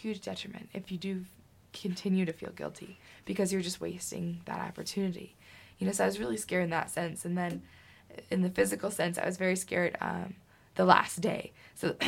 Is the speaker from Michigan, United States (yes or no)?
yes; Michigan, United States; I said, no, Michigan